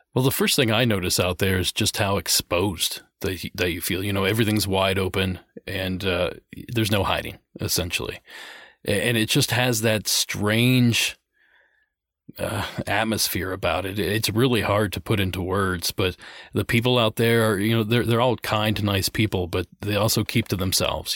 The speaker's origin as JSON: {"language": "English", "region": "Ohio", "country": "United States", "tie": "born or raised there", "said": "when I was a kid growing up in Ohio"}